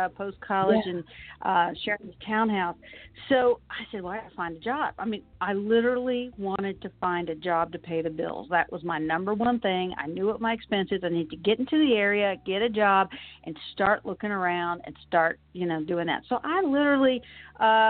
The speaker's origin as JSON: {"language": "English", "town": "Williamsburg", "region": "Virginia", "country": "United States", "tie": "born or raised there", "said": "I was actually born and raised in Williamsburg, Virginia"}